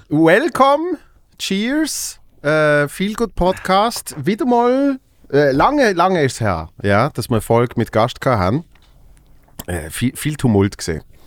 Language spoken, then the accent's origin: German; Basel, Basel-Stadt, Switzerland; in meiner Heimatstadt in Basel